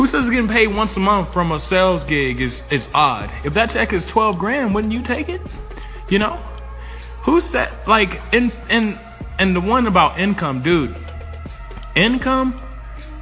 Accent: Atlanta, Georgia, United States; I'm an investor from Atlanta, Georgia

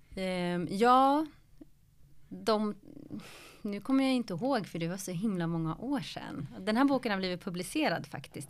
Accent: Stockholm, Stockholm County, Sweden; born or raised there; also born or lived in Flemingsberg

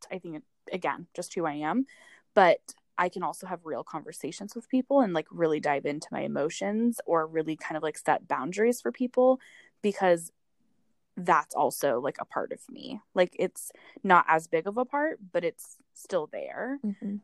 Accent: East Bay, Bay Area, California, United States; I grew up in California in the Bay Area, um, in the East Bay. Um, my whole life, my family's here

